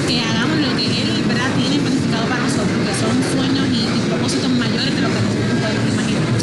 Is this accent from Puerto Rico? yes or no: yes; Puerto Rico; also born or lived in Florida; now in Tampa, United States; Yo nací aquí en la Florida, eh, me crié en Puerto Rico y por muchos años viví en Puerto Rico. Hace cuatro años estoy viviendo en la ciudad de Tampa, Florida